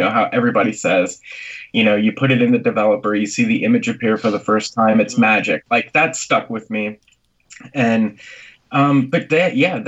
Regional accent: Lebanon, Pennsylvania, United States; moved away as an adult; now in Nashville, United States; I'm from Lebanon, and everyone calls it Lebanon

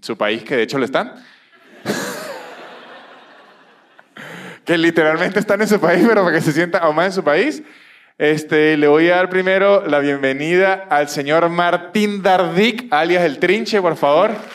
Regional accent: Venezuela; now in Argentina; soy venezolano

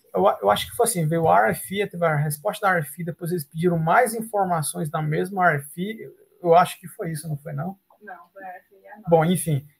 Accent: Fortaleza, Ceará, Brazil; moved away as an adult; now in Canada; eu sou de Fortaleza, no Ceará

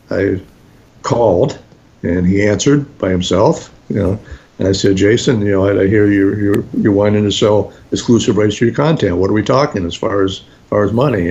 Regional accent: New Jersey, United States; we're both from New Jersey

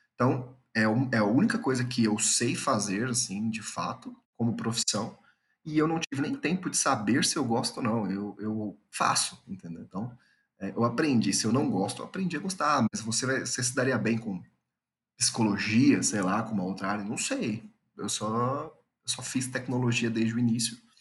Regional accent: São Paulo, Brazil; moved away as an adult; now in Goiânia, Brazil; eu sou natural de São Paulo, hoje eu moro em Goiânia

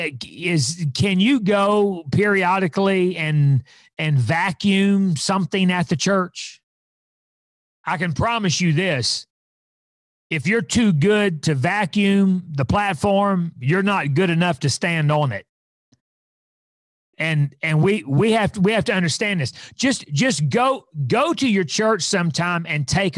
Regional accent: Fort Smith, Arkansas, United States; I was raised in Fort Smith, Arkansas

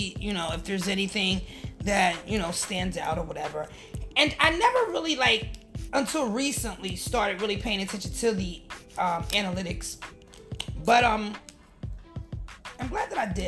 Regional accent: New York City, New York, United States; I'm from New York City.

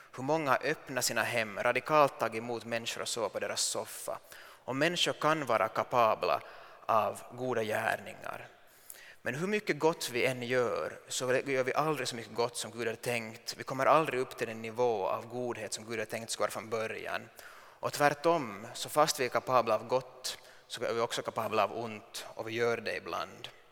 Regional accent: Finland; som finsk man

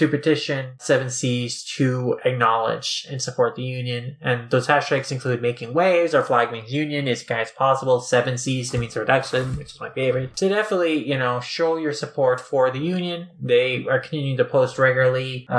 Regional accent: India; growing up in India, you know, Shin-chan is very popular there.

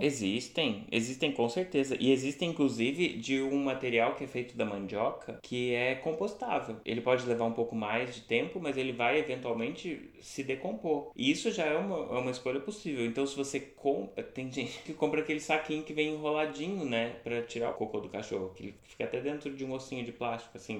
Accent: Franca, São Paulo, Brazil; also born or lived in New Zealand; now in Florianópolis, Brazil; eu sou de Franca, interior de São Paulo

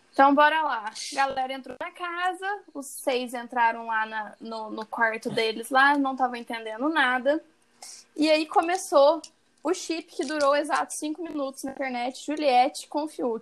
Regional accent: Minas Gerais, Brazil; accent: mineiro; o meu mineiro tende a ficar um, men menos forte.

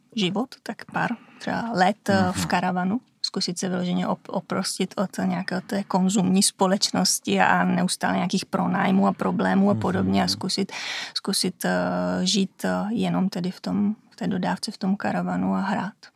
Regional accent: Vimperk, South Bohemian Region, Czechia; moved away as an adult; now in Italy; jsem z Vimperka

